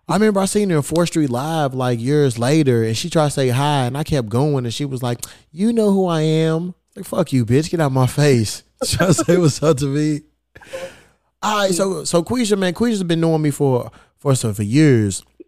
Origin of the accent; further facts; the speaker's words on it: Louisville, Kentucky, United States; moved away as an adult; now in Los Angeles, United States; I ain't have no team growing up. You know, I'm from Louisville, Kentucky. We ain't had no pro team